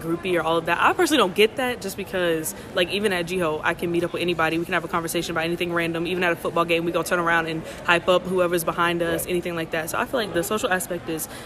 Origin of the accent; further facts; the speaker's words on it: Charlotte, North Carolina, United States; I'm also from Charlotte